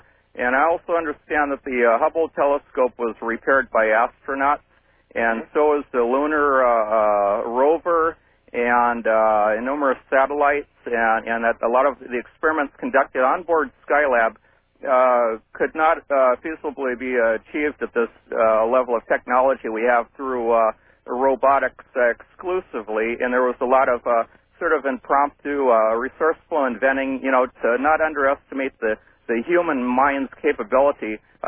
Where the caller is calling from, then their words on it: Morgan Hill, California, United States; I'm calling from Morgan Hill, California.